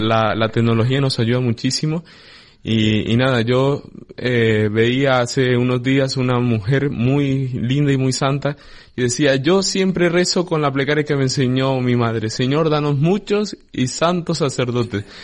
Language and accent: Spanish; Colombia; moved away as an adult; now in Canary Islands, Spain; yo soy natural de Colombia